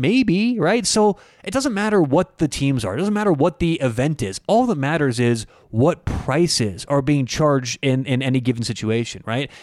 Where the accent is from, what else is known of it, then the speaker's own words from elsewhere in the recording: United States; as an American